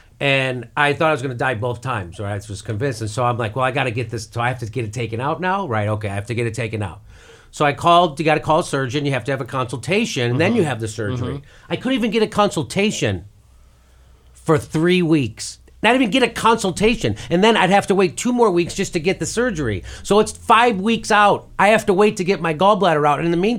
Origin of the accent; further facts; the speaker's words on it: United States; I got sick a few years ago, and I went bankrupt, you know, because I'm American.